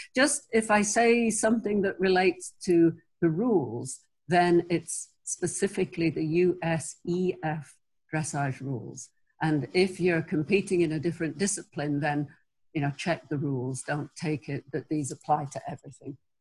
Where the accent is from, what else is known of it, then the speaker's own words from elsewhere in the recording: England, United Kingdom; moved away; I'm originally English.